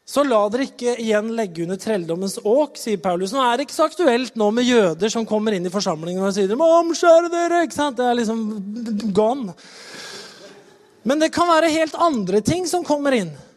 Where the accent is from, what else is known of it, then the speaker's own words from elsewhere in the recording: Norway; det vi liksom står på som nordmenn